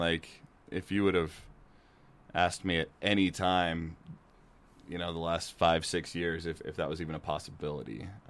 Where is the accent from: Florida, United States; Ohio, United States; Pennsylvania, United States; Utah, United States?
Utah, United States; Cache Valley; growing up in the Valley and growing up watching Aggie football